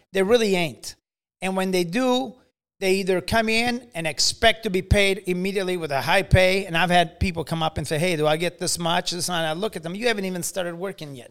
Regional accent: Italy; also born or lived in Carrollton, Illinois; now in United States; I was growing up in Italy

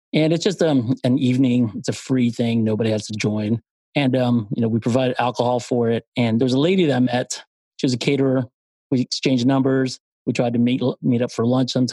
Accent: Philippines; moved away; I'm from the Philippines

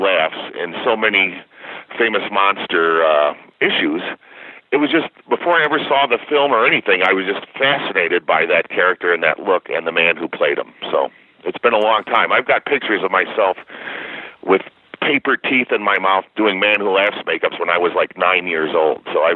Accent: Chicago, Illinois, United States; I grew up in the Chicagoland area

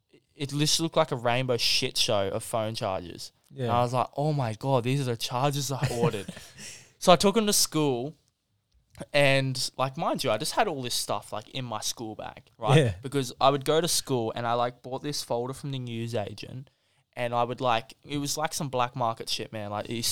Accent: China; Because I come from China. I didn't even know, right?

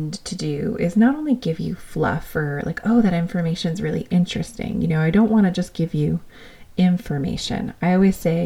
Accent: New York, United States; being this New Yorker

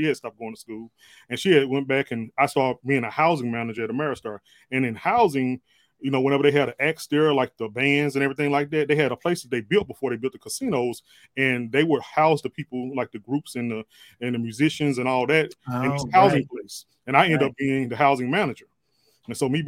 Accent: Meridian, Mississippi, United States; moved away as an adult; now in Vicksburg, United States; I'm actually from Meridian, Mississippi. Lived there

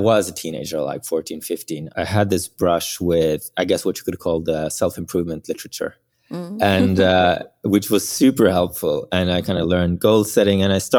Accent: Bergen, Vestland, Norway; born there; English is a second language; Yes, I was born in Norway on the west coast, a small town called Bergen.

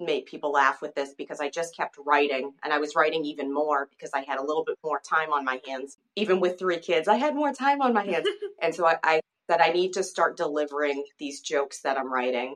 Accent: Chelsea, Massachusetts, United States; now in Derry, United States; I'm originally from Chelsea, Massachusetts

